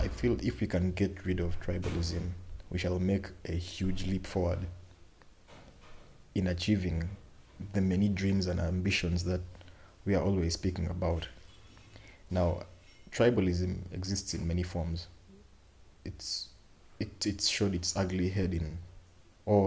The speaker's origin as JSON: {"language": "English", "country": "Uganda", "tie": "born or raised there", "said": "as a young man growing up in Uganda"}